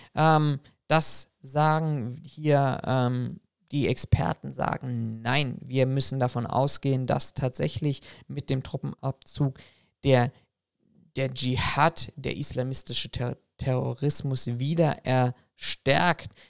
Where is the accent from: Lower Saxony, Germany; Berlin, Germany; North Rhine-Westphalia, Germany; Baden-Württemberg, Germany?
Berlin, Germany; meine Geburtsstadt, nämlich nach Berlin